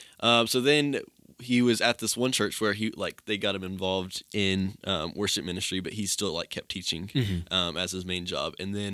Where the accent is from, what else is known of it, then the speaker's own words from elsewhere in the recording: Johnson City, Tennessee, United States; moved away; I'm from Johnson City, Tennessee, the big city itself.